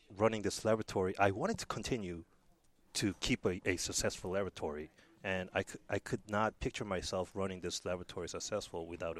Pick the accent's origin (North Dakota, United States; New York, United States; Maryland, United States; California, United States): New York, United States; I grew up in New York